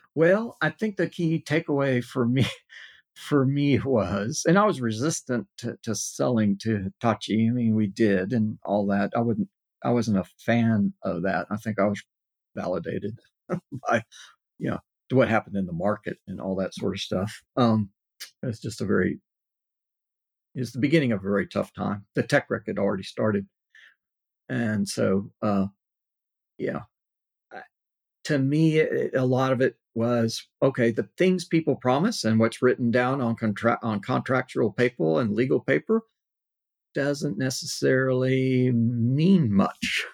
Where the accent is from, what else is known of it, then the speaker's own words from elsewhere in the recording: Corpus Christi, Texas, United States; I was in uh, South Texas, Corpus Christi, which is not that large a, a city